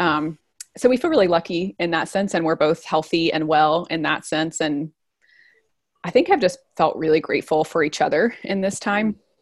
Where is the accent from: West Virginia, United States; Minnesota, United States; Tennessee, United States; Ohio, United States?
Tennessee, United States; East; moved away as an adult; also born or lived in Nashville / Guatemala; now in Brooklyn, New York, United States; I'm from a kind of small town in East Tennessee, just right near the Smoky Mountains